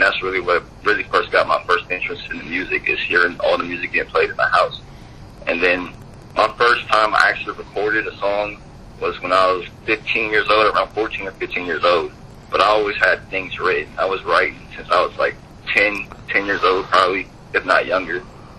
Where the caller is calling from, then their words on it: Columbus, Ohio, United States; I'm actually posting in Columbus, Ohio.